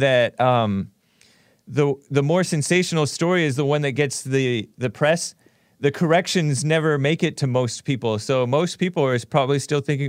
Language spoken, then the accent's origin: English; Temple City, California, United States; also born or lived in West Covina, California; I'm from Temple City, California. I was born in West Covina, Queen of the Valley Hospital.